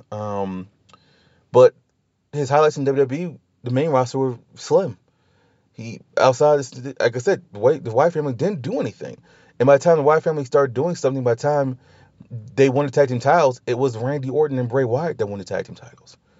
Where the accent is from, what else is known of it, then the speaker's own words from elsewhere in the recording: New Orleans, Louisiana, United States; I'm from New Orleans. We celebrate life. We celebrate death. You know, we second line